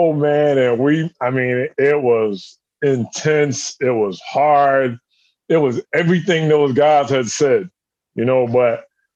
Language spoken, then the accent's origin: English; South Carolina, United States; moved away as an adult; also born or lived in Connecticut; I'm from South Carolina.